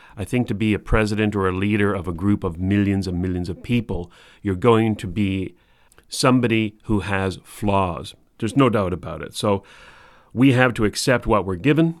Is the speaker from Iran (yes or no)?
no; Canada; we're Canadian